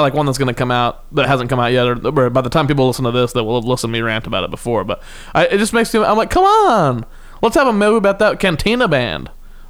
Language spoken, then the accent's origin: English; Kansas, United States; I'm from Kansas, where everyone's just sweet as pie.